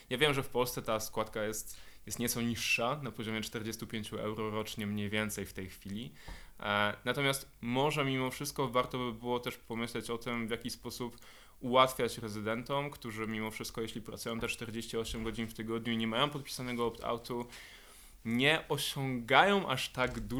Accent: Poznań, Greater Poland, Poland; ja jestem poznańską pyrą

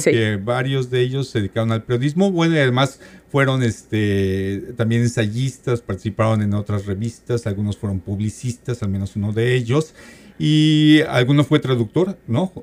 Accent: Mexico City, Mexico; yo soy de la Ciudad de México

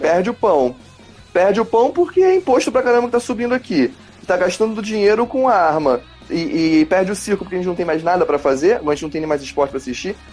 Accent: Brazil; eu, como brasileiro

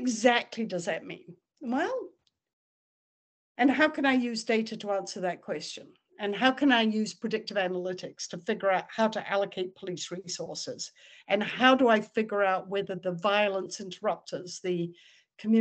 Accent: New Zealand; I grew up in New Zealand

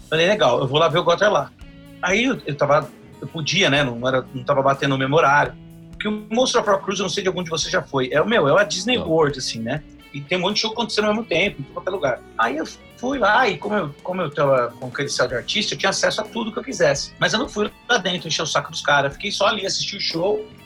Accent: Brazil; eu sou do Brasil

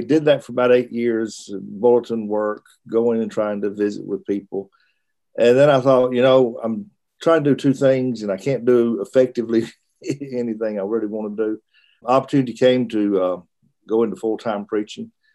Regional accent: Russellville, Alabama, United States; also born or lived in Birmingham, Alabama / Richmond, Virginia / Florence, Alabama; Moved back to Alabama when I was in school age. Uh, lived in Russellville, uh, Alabama, which is my father preached there for a number of years while I was through high school

